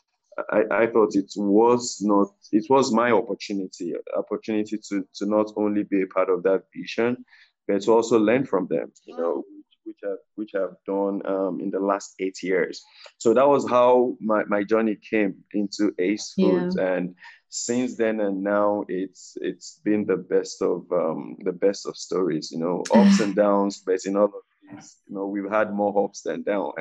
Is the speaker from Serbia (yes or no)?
no; Lagos, Nigeria; moved away as an adult; also born or lived in Ile-Ife, Nigeria / Canada; I was born in Lagos, Nigeria